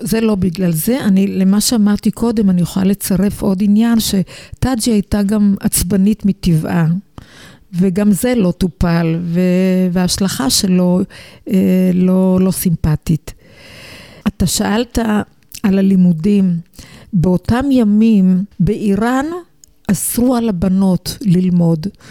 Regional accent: Israel; אני ילידת הארץ, הוריי הגיעו מאיראן

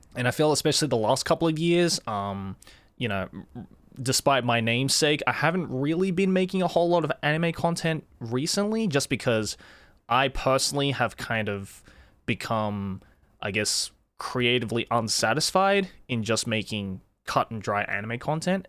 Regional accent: Sydney, New South Wales, Australia; first language English and Japanese; moved away as an adult; now in Japan; I was born and raised in Sydney

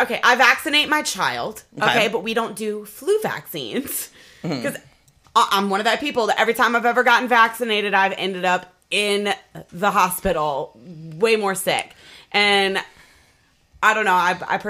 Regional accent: Norfolk, Virginia, United States; I'm from Norfolk, so it's a regular

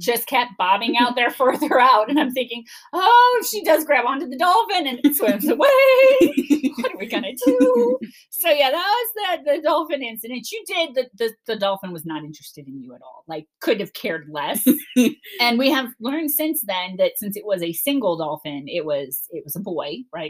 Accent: Cleveland, Ohio, United States; now in Florida, United States; I'm from Cleveland

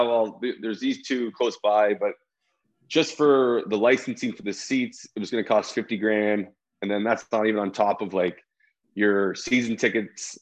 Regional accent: Toronto, Ontario, Canada; moved away as an adult; also born or lived in Chicago; even growing up in Toronto

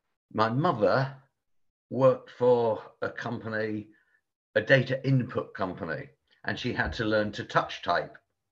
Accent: Portsmouth, South East England, United Kingdom; born there; also born or lived in Bristol / London; I was born down in Portsmouth on the south coast, and migrated north via like Bristol and other places, London, Bristol, and eventually I found myself here.

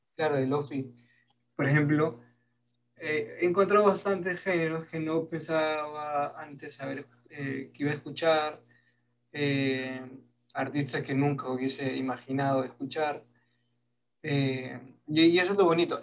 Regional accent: Peru; soy peruano

